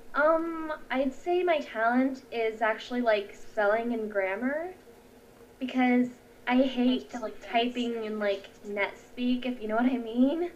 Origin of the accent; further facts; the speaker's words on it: United States; first language English; I'm American.